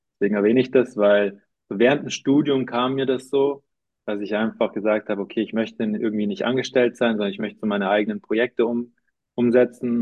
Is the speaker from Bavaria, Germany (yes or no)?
yes; Munich, Bavaria, Germany; also born or lived in Cologne / Zurich; eigentlich komme ich aus München